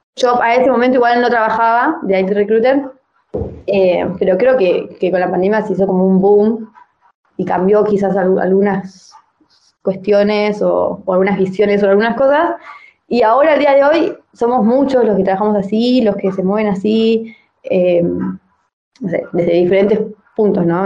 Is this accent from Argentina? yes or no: yes; La Plata, Buenos Aires Province, Argentina; moved away as an adult; also born or lived in Darregueira, Buenos Aires Province; now in Tbilisi, Georgia; Nací en un pueblo de la provincia de Buenos Aires que se llama Darregueira, pero me crié en La Plata